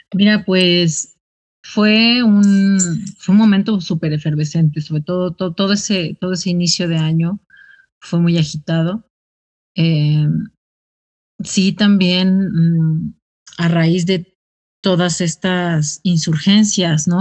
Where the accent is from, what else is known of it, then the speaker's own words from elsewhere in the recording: Ciudad Nezahualcóyotl, State of Mexico, Mexico; yo soy de Ciudad Neza